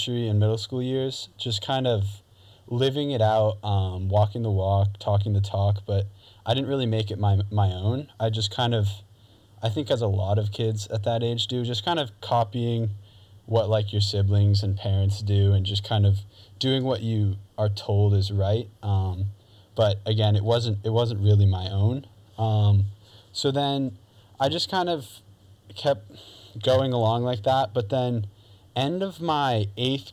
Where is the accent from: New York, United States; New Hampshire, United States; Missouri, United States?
New Hampshire, United States; Newton; also born or lived in Beverly, Massachusetts / Rowley, Massachusetts; we moved to the house that I still live in now, as the time of recording this, in Newton, New Hampshire. So I grew up